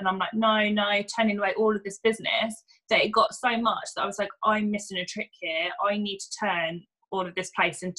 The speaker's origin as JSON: {"language": "English", "town": "Luton", "region": "East of England", "country": "United Kingdom", "tie": "born or raised there", "said": "I grew up in Luton originally."}